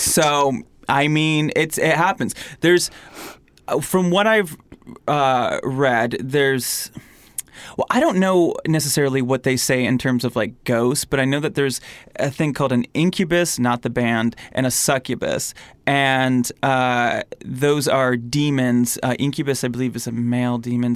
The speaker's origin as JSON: {"language": "English", "region": "Michigan", "country": "United States", "moved": "yes", "said": "I'm from Michigan"}